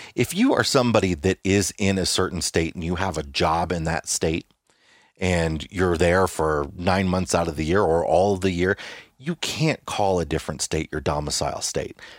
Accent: Illinois, United States; moved away; we're from Illinois

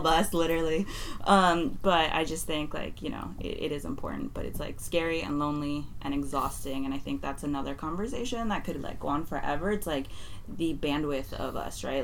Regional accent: San Francisco, California, United States; I love being from the mission

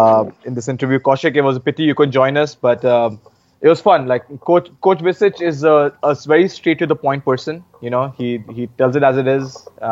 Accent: Uttar Pradesh, India; She's from my home state of UP.

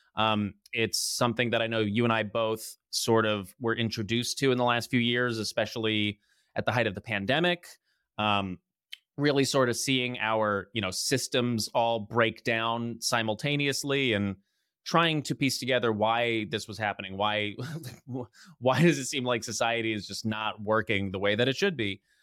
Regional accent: New Jersey, United States; also born or lived in Los Angeles; from New Jersey

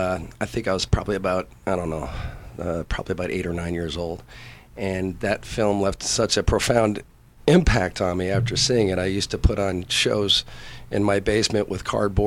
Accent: Red Bank, New Jersey, United States; moved away as an adult; also born or lived in Dallas, Texas / Monterey, California; now in California, United States; I'm from Red Bank, New Jersey. I was out there for all the way until about 85, and then came out here.

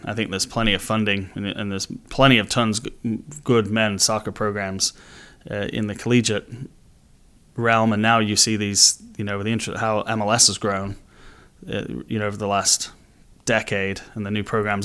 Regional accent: Manchester, North West England, United Kingdom; moved away as an adult; now in United States; I grew up in Manchester, in England, so it's, it's been in the blood since I was born

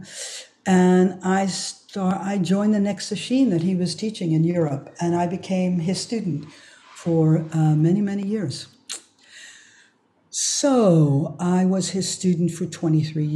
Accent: New York City, New York, United States; now in Germany; I was raised in Riverdale

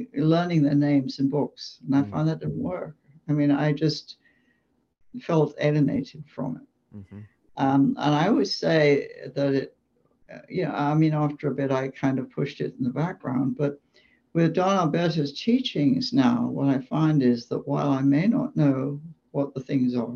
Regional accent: England, United Kingdom; moved away as an adult; now in United States; I grew up in England.

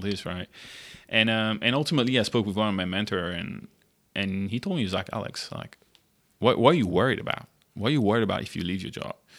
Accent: Monaco; moved away as an adult; also born or lived in France / Germany / United States / Shanghai, China; now in Singapore; I'm originally from France. Uh, I grew up in, uh, the south of France in Monaco

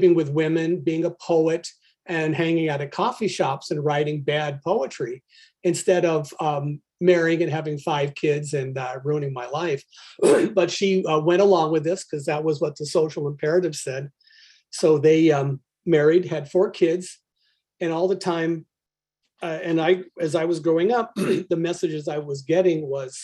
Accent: Albany, California, United States; I was born right near Berkeley, California, in Albany, nondescript town to rather nondescript people

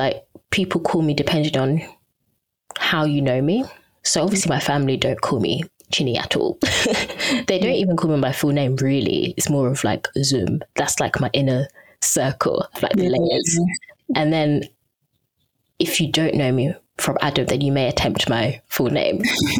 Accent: Edo, Nigeria; So I'm also from Edo State.

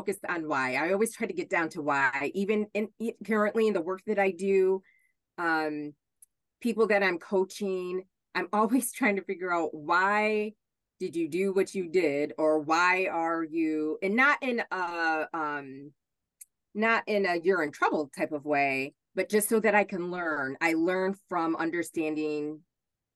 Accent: Hornell, New York, United States; moved away as an adult; also born or lived in Buffalo, New York; I grew up in Hornell, and I grew up next door to a gentleman who was a quadriplegic

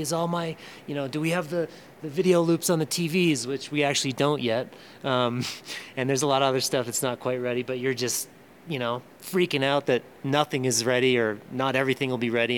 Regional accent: Yarmouth, Maine, United States; now in Boulder, United States; I'm from Yarmouth, Maine, for the most part, but I live in Boulder now

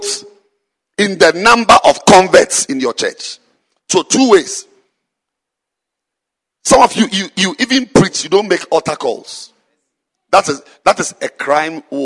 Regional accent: Ghana; I'm a Ghanaian, I'm not a Zimbabwean.

